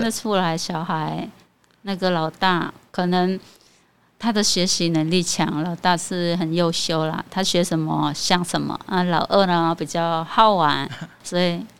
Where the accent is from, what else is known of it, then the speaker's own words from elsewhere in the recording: Cambodia; first language Khmer; Chinese is a second language; moved away as an adult; now in Taiwan; 我们柬埔寨在台湾算是稀少的